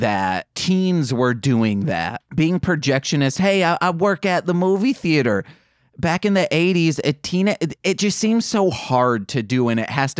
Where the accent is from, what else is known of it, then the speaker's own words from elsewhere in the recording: Michigan, United States; accent: Michigan; moved away; That's my Michigan accent coming out